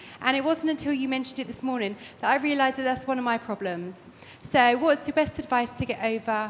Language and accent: English; Boca Raton, Florida, United States; from Boca Raton, Florida.